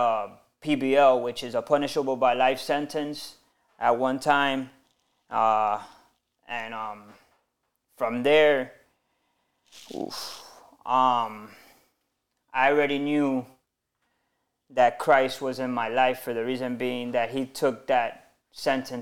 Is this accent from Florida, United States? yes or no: yes; Miami, Florida, United States; Born and raised in Miami.